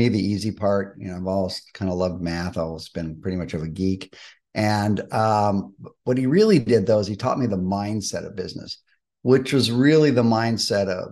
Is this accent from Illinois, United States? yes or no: no; Malibu, California, United States; I was born and raised in Malibu.